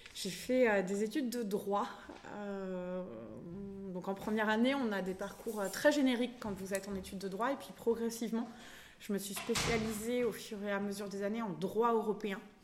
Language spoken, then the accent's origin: French; Limoges, Nouvelle-Aquitaine, France; also born or lived in Saint-Aubin / Rennes; now in Brittany, France; Je suis originaire de Limoges